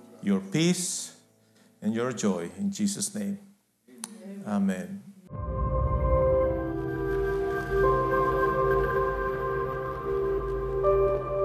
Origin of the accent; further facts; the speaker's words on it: Guatemala; I was born in Guatemala